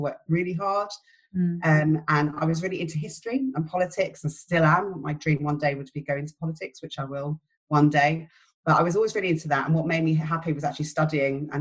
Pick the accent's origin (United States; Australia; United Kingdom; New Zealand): United Kingdom; London; moved away as an adult; now in St Albans, United Kingdom; So I'm from London. I have an Irish family. It's a big family. I grew up in West London